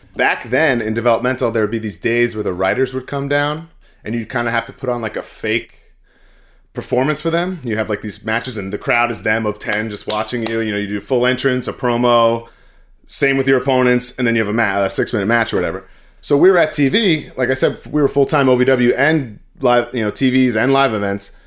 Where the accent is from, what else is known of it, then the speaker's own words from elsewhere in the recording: Glen Cove, New York, United States; I'm from Glencoe, it's actually, like, very, very close to Manhasset